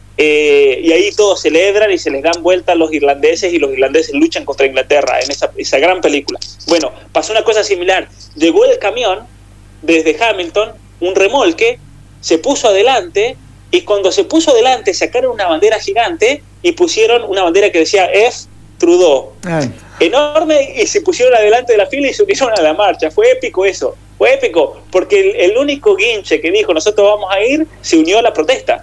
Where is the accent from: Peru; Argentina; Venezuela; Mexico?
Argentina; now in Canada; aquí somos todos argentinos